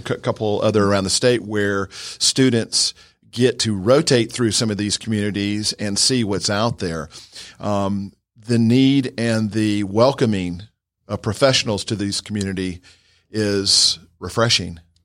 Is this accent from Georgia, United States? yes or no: yes; Georgia, United States; I'm from, uh, about fifteen miles from right here. I grew up on a horse farm right around the corner